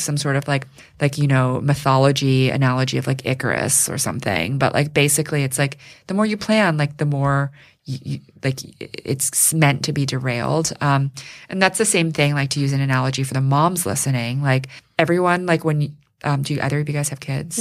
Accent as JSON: {"language": "English", "town": "New York City", "region": "New York", "country": "United States", "tie": "born or raised there", "said": "I grew up here in New York City"}